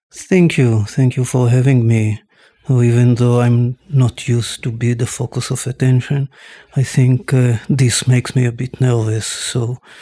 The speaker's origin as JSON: {"language": "English", "town": "Tel Aviv", "region": "Tel Aviv District", "country": "Israel", "tie": "born or raised there", "said": "I was born and raised in Tel Aviv"}